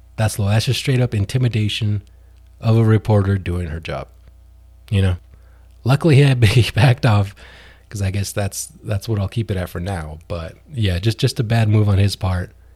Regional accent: New Mexico, United States; my home state of New Mexico

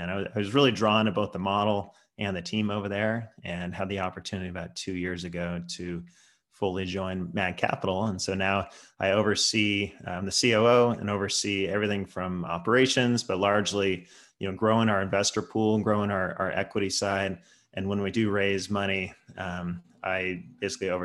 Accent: Bay Area, California, United States; I live in San Francisco. Born and raised in the Bay Area here.

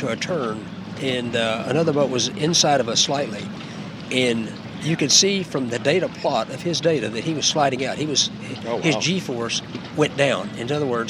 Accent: Houston, Texas, United States; Even in Houston, I'm from Houston, and there's none of these boats in Houston.

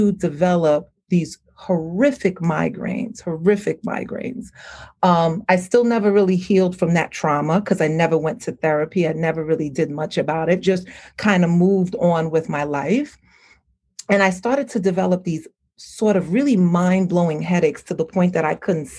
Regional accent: New York, United States; I was raised here in New York, but I grew up with a Caribbean family. Both my mother and my father is Haitian descent

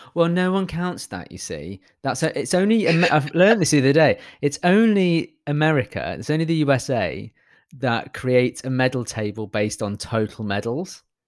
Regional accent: United Kingdom; I'm British

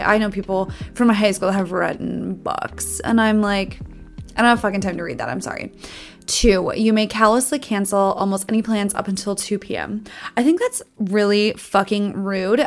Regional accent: Minnesota, United States; accent: Minnesota; I tell people I'm from Minnesota all the time. My Minnesota accent comes out on specific types of words

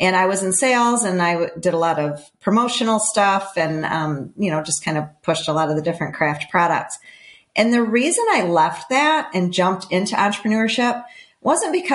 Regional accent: Michigan, United States; I grew up in Michigan and I moved like 5 different times before 9th grade

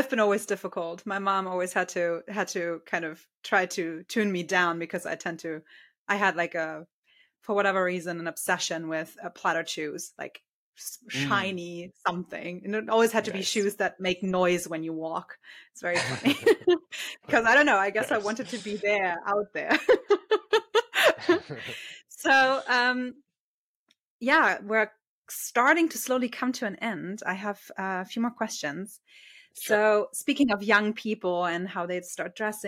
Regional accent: Germany; I'm from Germany, and with us, it's very clear you start school

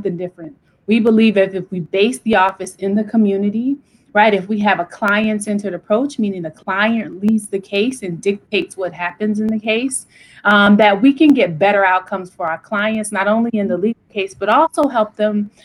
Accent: Savannah, Georgia, United States; moved away as an adult; also born or lived in New York / New Orleans / Wayne County, Michigan; I'm from Savannah, Georgia, born and raised there.

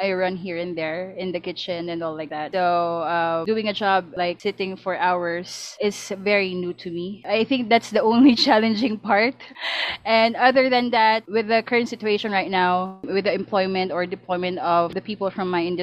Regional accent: Philippines; us Filipinos are very, you know, we are very hospitable and friendly in general.

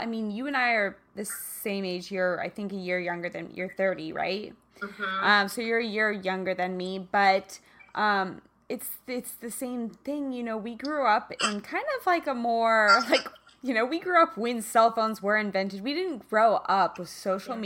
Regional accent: Kansas, United States; now in Los Angeles, United States; I'm from Kansas

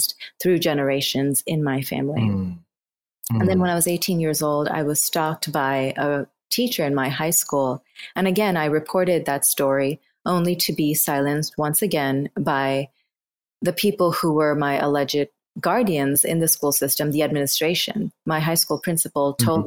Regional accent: Bangladesh; I was born in Bangladesh in 1983

